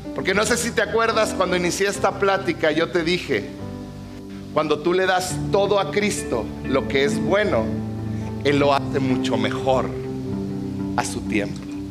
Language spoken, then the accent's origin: Spanish; Mexico; somos mexicanos aquí en la tierra